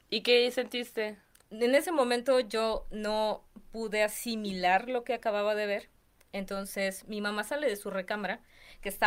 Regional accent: Cerro Azul, Veracruz, Mexico; yo soy de Veracruz. Ajá. Soy de... Azul. Sí. de un pueblo que se llama Cerro Azul.

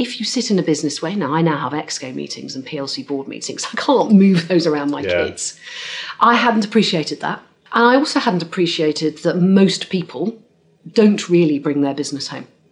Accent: Cornwall, South West England, United Kingdom; I grew up in Cornwall

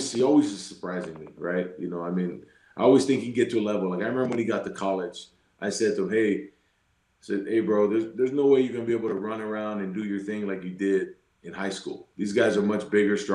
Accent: Utah, United States; we're from Utah

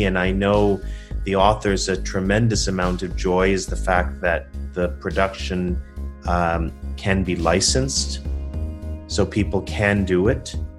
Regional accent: Toronto, Ontario, Canada; moved away as an adult; also born or lived in New York; You know, I'm a kid from Toronto, and I moved to New York, spent 20 years there.

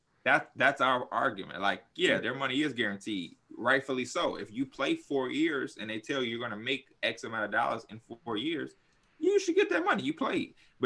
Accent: Chicago, Illinois, United States; But I'm from the South Chicago.

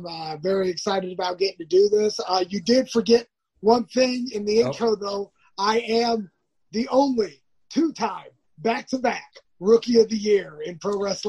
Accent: Orange County, California, United States; I grew up basically in the Orange County area, but like I moved around a lot.

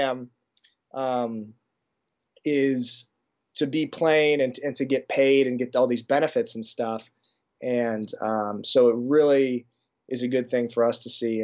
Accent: United States; moved away as an adult; now in Germany; growing up in the States

